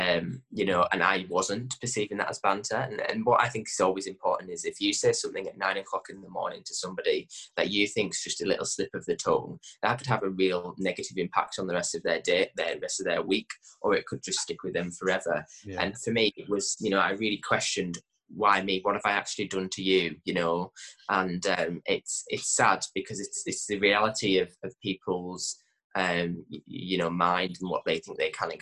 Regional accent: Gosforth, North West England, United Kingdom; also born or lived in Kendal; I'm from the Lake District in a little village called Gosforth

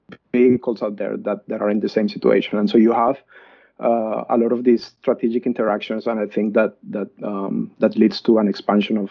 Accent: Colombia; moved away as an adult; now in Australia; I was born and raised in Colombia, and I did my undergrad in Colombia.

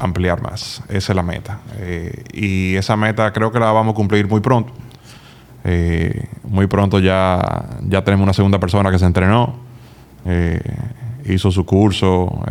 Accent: Dominican Republic; also born or lived in Massachusetts, United States / Indiana, United States; de República Dominicana

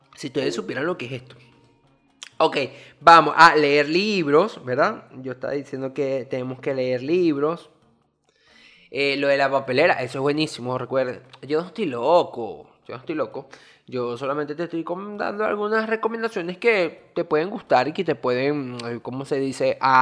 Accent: Venezuela; now in Dominican Republic; soy venezolano que vive en República Dominicana

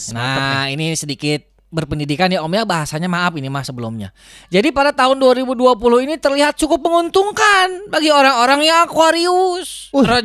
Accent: West Java, Indonesia; iya dah saya mah Sunda atuh om Melki dah saya mah Sunda atuh

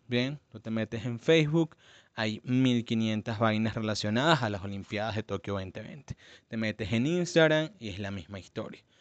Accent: Venezuela; de donde vengo, que es Venezuela

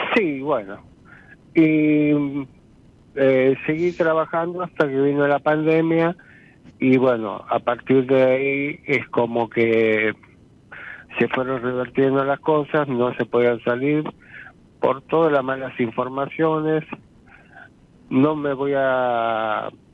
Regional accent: Ramos Mejía, Buenos Aires Province, Argentina; now in Castelar, Argentina; vivo en estos momentos en Castelar y soy nacido y criado en Ramos Mejía

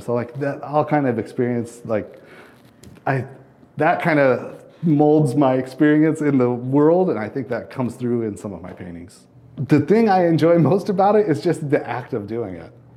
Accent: southern Wyoming, United States; also born or lived in Colorado / Washington / Minneapolis, Minnesota / Louisiana; now in Urbana, United States; I grew up in the southern, like, desert part of Wyoming

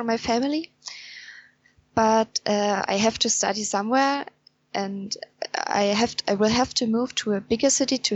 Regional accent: Saxony, Germany; English is a second language; I come from Saxony

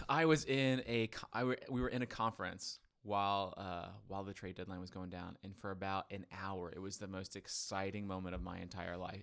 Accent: Florida, United States; I'm from Florida. We surf

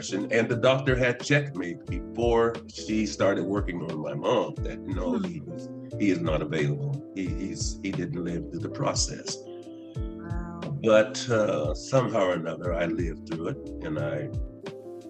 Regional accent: Martins Ferry, Ohio, United States; I was born in Martin Ferry, Ohio

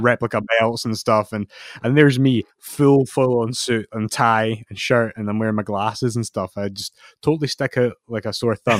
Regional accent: Scotland, United Kingdom; I'm Scottish

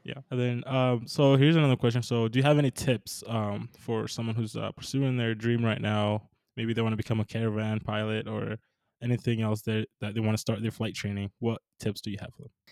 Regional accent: Minnesota, United States; I'm from Minnesota, so not a lot of mountains out here

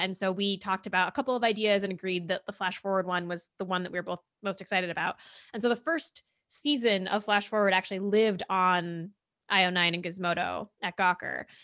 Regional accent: central New Jersey, United States; I grew up in New Jersey, in central New

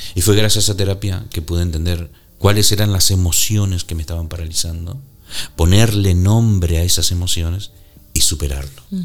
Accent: Argentina; moved away as an adult; also born or lived in Canary Islands / New York / northern Spain; yo nací en Argentina. Eh, viví ahí hasta los 30 años

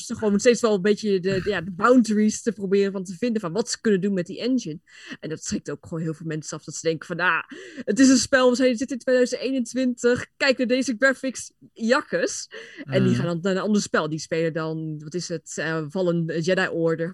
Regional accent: near Apeldoorn, Gelderland, Netherlands; Ik kom uit de buurt van Apeldoorn

